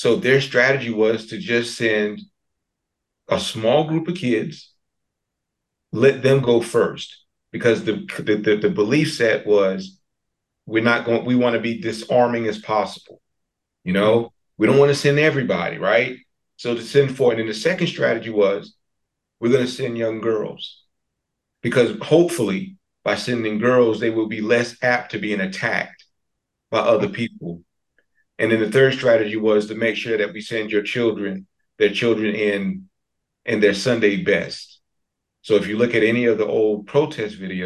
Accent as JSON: {"language": "English", "town": "New Bern", "region": "North Carolina", "country": "United States", "tie": "born or raised there", "also_born_or_lived": "Elizabeth City, North Carolina", "said": "I'm from New Bern, born and raised, born in Elizabeth City, but raised in New Bern."}